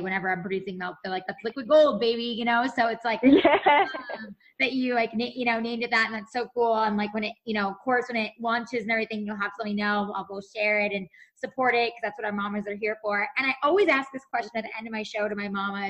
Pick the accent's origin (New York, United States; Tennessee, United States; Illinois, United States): New York, United States; now in Los Angeles, United States; I'm from New York. You know, I moved to LA 9 years ago